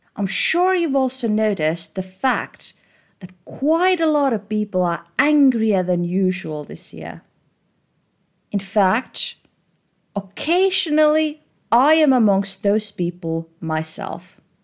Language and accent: English; Estonia; Growing up in Estonia